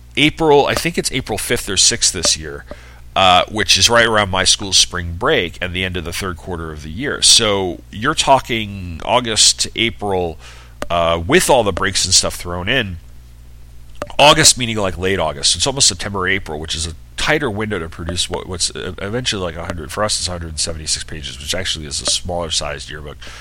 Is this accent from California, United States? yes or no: no; New York, United States; I'm from New York